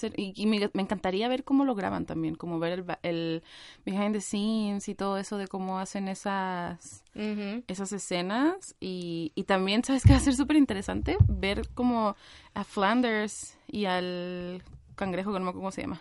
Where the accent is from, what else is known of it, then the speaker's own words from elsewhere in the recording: Mexico; moved away as an adult; now in Chile; soy mexicana